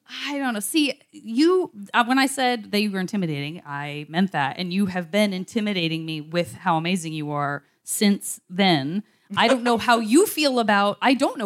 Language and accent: English; Arizona, United States; I'm from Arizona. I'm only from dry places